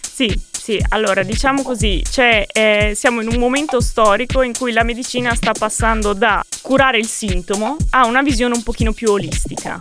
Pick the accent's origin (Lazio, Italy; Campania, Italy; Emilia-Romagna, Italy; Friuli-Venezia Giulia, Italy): Emilia-Romagna, Italy; Modena; now in Pisa, Italy; Sono originaria di Modena